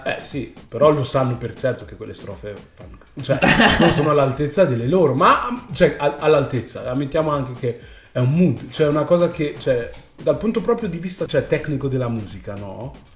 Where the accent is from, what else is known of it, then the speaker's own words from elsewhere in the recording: Italy; also born or lived in United States; io comunque sono cresciuto qua in Italia